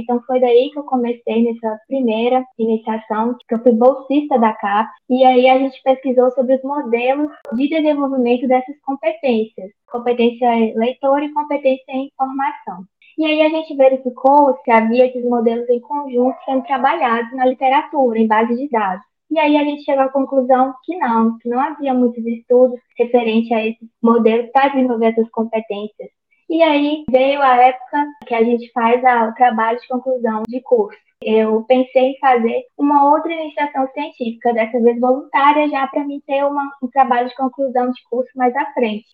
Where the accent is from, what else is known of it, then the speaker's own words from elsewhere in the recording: Almenara, Minas Gerais, Brazil; moved away as an adult; also born or lived in Espírito Santo; sou natural do norte de Minas, aqui no Vale do Jequitinhonha, na cidade de Almenara. Eu nasci e criei aqui